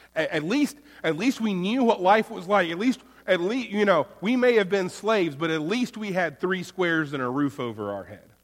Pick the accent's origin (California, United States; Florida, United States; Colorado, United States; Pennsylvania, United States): Florida, United States; now in North Carolina, United States; I'm from Florida. Mine is the Sunshine State